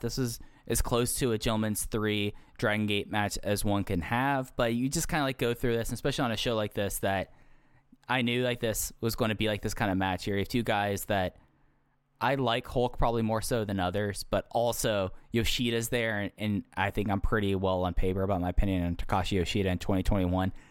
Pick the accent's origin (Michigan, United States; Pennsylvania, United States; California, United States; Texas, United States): Texas, United States; growing up in Texas